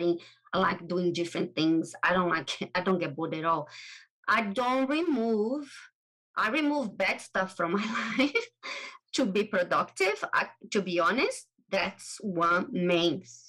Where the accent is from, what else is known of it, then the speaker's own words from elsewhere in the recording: Brazil; English is a second language; moved away as an adult; also born or lived in England; I am from Brazil. Originally, I was born in Brazil